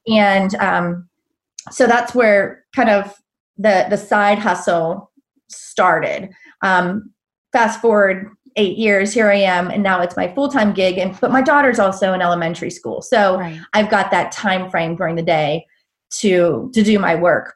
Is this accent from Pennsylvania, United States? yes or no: yes; Pittsburgh, Pennsylvania, United States; moved away as an adult; also born or lived in Charlotte, North Carolina; now in Black Mountain, United States; I'm originally from the Pittsburgh area, and I moved down south